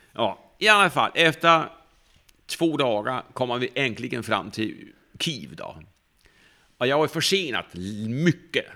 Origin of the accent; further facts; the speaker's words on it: Denmark; Norwegian is a second language; moved away as an adult; now in Sweden; jeg er jo fra Danmark